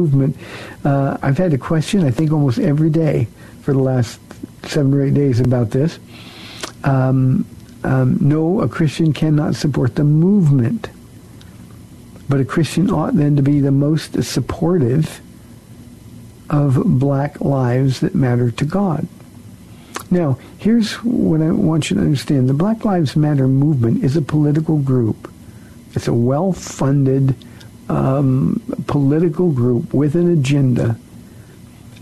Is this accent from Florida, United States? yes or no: no; Iowa, United States; I was born in Iowa.